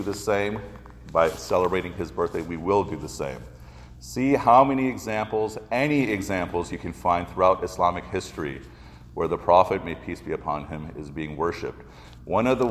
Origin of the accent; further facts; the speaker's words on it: Chicago, Illinois, United States; When I was growing up in Chicago, way back in the 70s